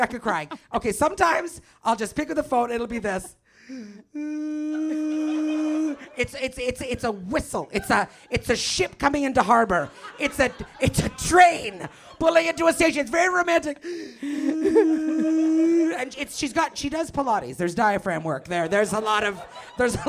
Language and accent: English; Canada; moved away as an adult; also born or lived in Toronto; now in Los Angeles, United States; All right, so we're Canadian. We're both from Canada